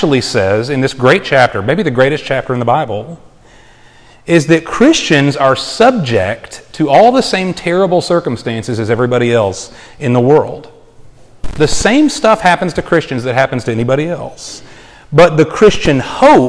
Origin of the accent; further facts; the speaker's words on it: Texas, United States; moved away; I'm from Texas